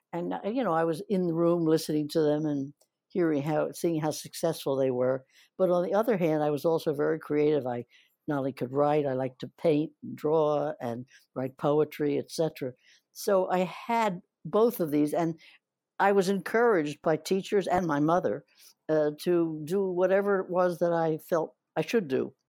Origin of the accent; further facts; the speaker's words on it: New Jersey, United States; moved away as an adult; also born or lived in Philadelphia / Atlantic City / New York; I'm a New Jersey girl up till getting out of the high school